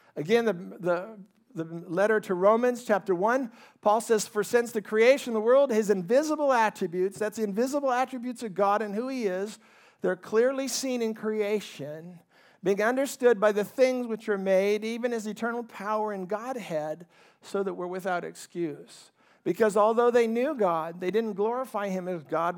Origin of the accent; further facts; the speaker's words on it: California, United States; also born or lived in Ohio; we migrated to California when I was four years old. I grew up in a very middle-class family